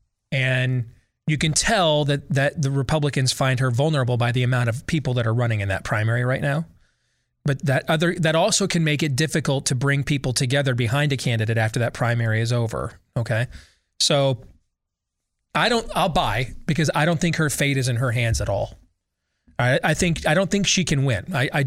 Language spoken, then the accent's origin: English; Missouri, United States; So I'm from Missouri. You're going to have to show me before I'm going to preemptively buy on Minnesota.